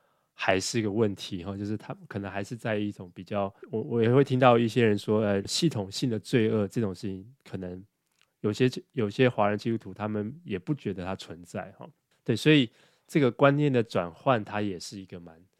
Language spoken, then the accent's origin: Chinese; Taiwan; now in United States; 那对我觉得就是我自己在美国，我也知道整个这个大的环境，就比如说这个气候的变迁，比如说我们我们从台湾来这个垃圾回收啊。